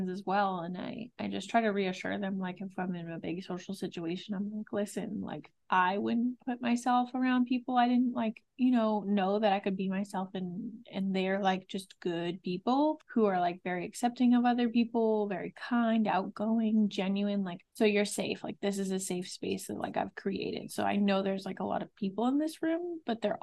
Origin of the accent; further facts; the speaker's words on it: Massachusetts, United States; we're both from Massachusetts. We don't live far from Boston